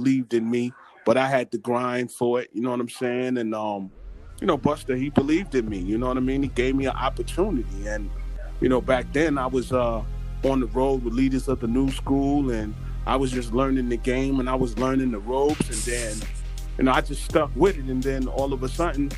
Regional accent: New York City, New York, United States; I'm from Flatbush, Brooklyn

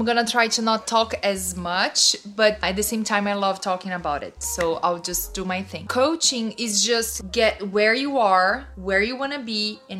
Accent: São Paulo, Brazil; English is a second language; moved away; Oh, Sao Paulo.

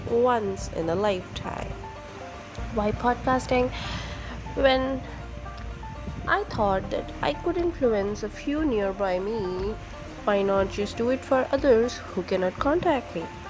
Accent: Andaman and Nicobar Islands, India; I come from the Emerald Islands of India, that is the Andaman and Nicobar Islands

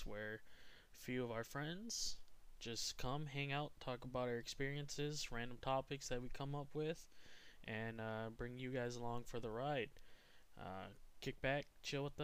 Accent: Wisconsin, United States; I'm from Wisconsin as well. All three of us are from Wisconsin.

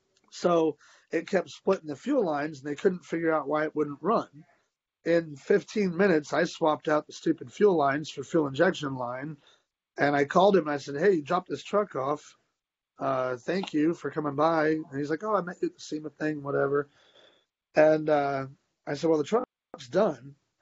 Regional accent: United States; also born or lived in Dubai; now in Dallas, United States; I was a bloody American.

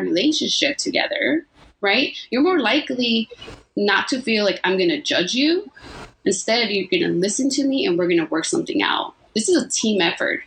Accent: Los Angeles, California, United States; I grew up in South LA and I speak Spanglish

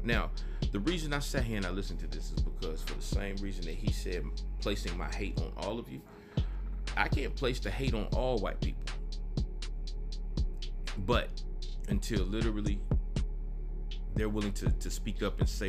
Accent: the South, United States; I'm from the South.

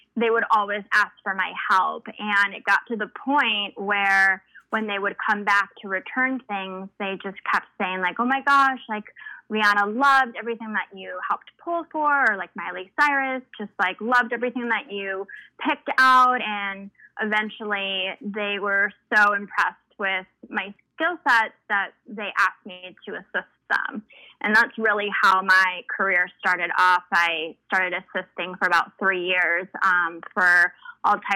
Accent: Lake Forest, Illinois, United States; first language Spanish; English is a second language; also born or lived in Los Angeles; now in Chicago, United States; I grew up in Lake Forest, Illinois

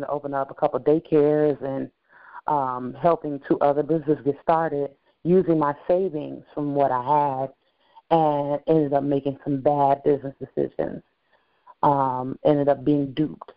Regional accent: Gary, Indiana, United States; also born or lived in Mississippi / Alabama; I was born in Northwest Indiana, but my family hails from Mississippi and Alabama, so they actually had me on vacation. I was a month late. Since then, I've been in Gary, Indiana.

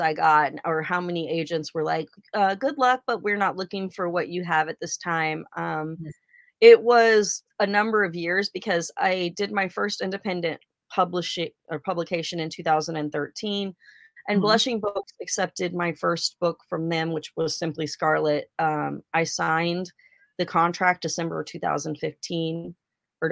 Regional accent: Oregon, United States; I'm from Oregon

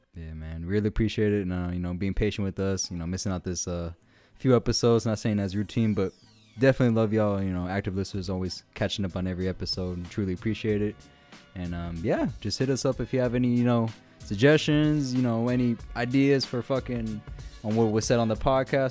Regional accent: Denton County, Texas, United States; that was in my hometown

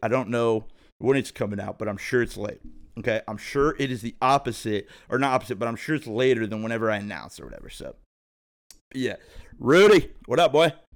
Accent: thirty minutes from Cincinnati, Ohio, United States; also born or lived in Phoenix; I'm from Ohio, so, you know, thirty minutes from Cincinnati

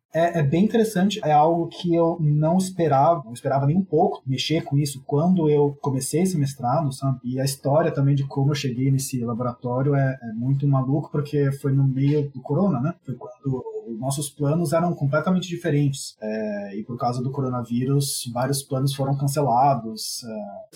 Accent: São Paulo, Brazil; moved away as an adult; now in Stockholm, Sweden; Eu cresci em São Paulo, nasci em São Paulo, cresci em São Paulo

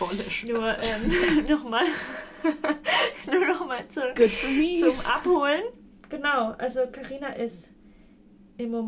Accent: Heroldsberg, Bavaria, Germany

